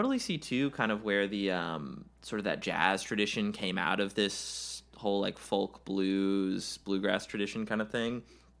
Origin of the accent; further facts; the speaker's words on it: the South, United States; we are Southern people.